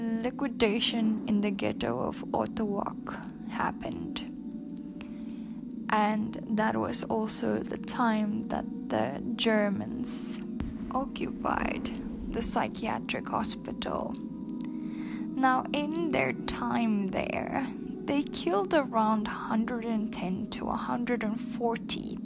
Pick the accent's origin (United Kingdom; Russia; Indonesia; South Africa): South Africa; now in Poland; I'm from South Africa.